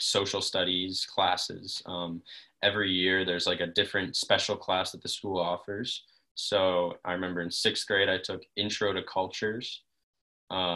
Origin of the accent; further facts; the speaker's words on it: Denver, Colorado, United States; also born or lived in Los Angeles; I've lived in Denver, grown up in Denver pretty much all of my life